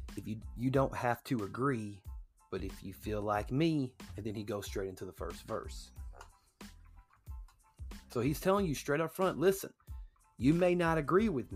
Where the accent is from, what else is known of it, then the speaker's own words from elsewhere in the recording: United States; I was born in the United States